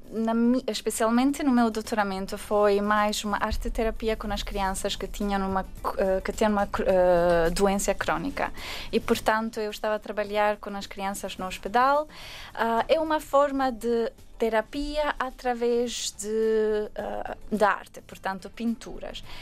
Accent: Albania; Portuguese is a second language; now in Portugal; Só um, quando estava na Albânia, a minha avó estava sempre a ouvir as, a ver as telenovelas uh, brasileiras.

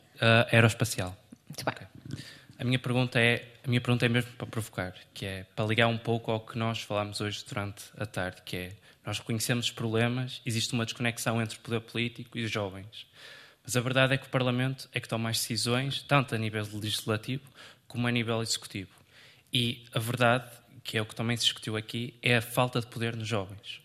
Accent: Vila Nova de Famalicão, Norte, Portugal; moved away as an adult; now in Lisbon, Portugal; Sou de Vila Nova, Malicão, mas estudo no técnico.

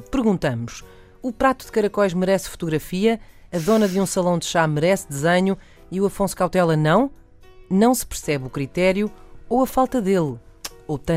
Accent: Vila Nova de Gaia, Norte, Portugal; na minha terra tua terra, terra era Vila Nova de Gaia. É mas... Vila Nova de Gaia.

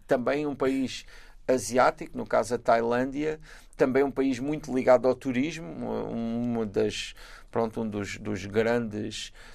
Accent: Galveias, Alentejo, Portugal; moved away; also born or lived in Praia, Cape Verde; eu sei sempre que sou das Galveias

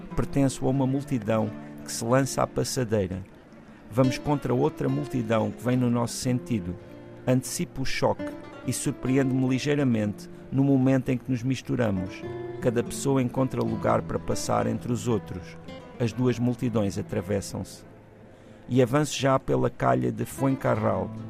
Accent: Portugal; nós temos uma relação às vezes um pouco ambígua enquanto portugueses com os nossos hermanos

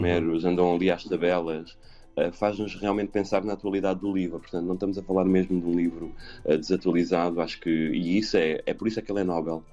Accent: Montemor-o-Novo, Alentejo, Portugal; eu sou de Montemoro Novo

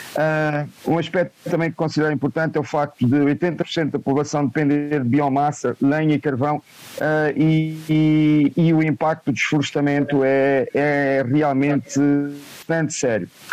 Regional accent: Beira, Sofala, Mozambique; sou natural da Beira

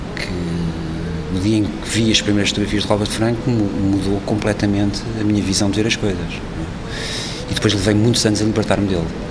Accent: Portugal; sou português

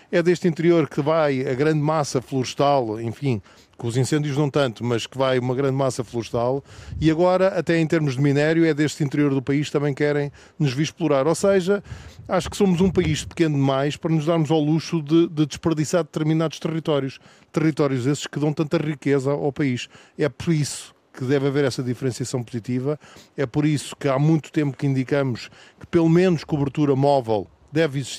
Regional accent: Pampilhosa da Serra, Coimbra District, Portugal; A Pampilhosa não é por acaso que se chama da Serra, é porque de facto somos da Serra.

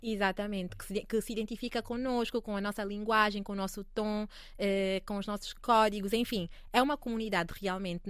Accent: Angola; also born or lived in Paris, France; now in Lisbon, Portugal; para mim que sou angolana

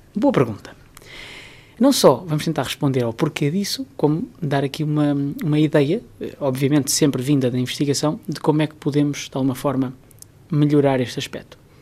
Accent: Portugal

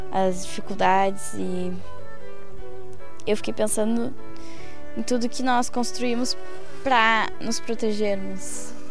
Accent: São Paulo, Brazil; now in Porto, Portugal; Uh, de São Paulo.

